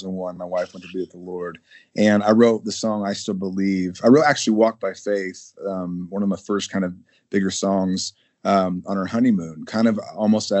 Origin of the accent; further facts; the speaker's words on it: Lafayette, Indiana, United States; I'm from Lafayette, Indiana